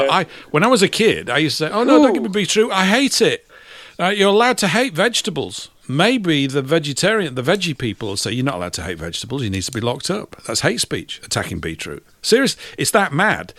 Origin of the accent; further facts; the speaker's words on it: Leeds, Yorkshire and the Humber, United Kingdom; my hometown. It's in Leeds.